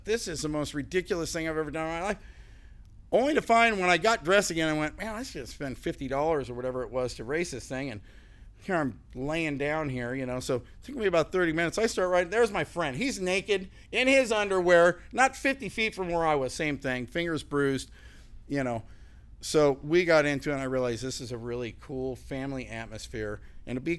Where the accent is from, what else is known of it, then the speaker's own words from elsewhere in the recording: Southern California, United States; moved away as an adult; now in North Carolina, United States; I grew up in Southern California